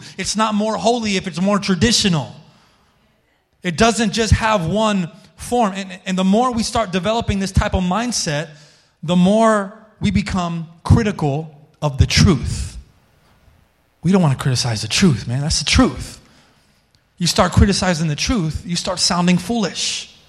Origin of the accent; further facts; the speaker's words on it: Colorado, United States; we came from Colorado and I wasn't listening to any Christian music when I was in Colorado.